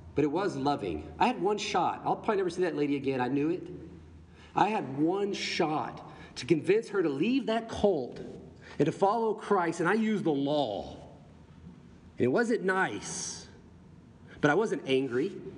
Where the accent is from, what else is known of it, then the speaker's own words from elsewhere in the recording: the Bible Belt, United States; in the Bible Belt where I grew up